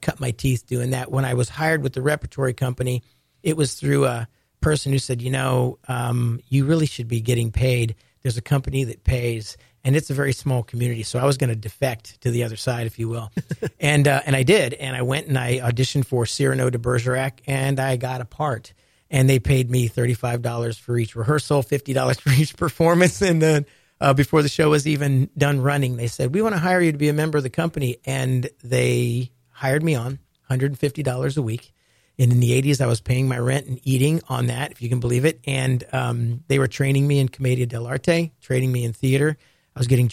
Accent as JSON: {"language": "English", "region": "Ohio", "country": "United States", "tie": "born or raised there", "said": "I grew up in Ohio and had a love for the ocean"}